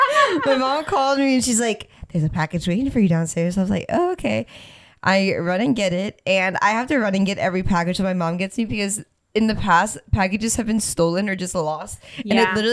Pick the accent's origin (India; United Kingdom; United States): United States; Louisiana; I mean, welcome. I'm from Louisiana.